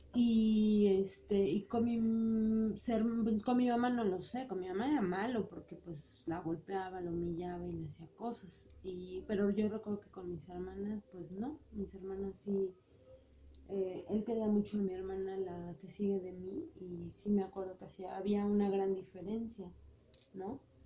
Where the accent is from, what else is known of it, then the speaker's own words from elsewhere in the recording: Mexico City, Mexico; nací en el DF un 30 de julio de 1979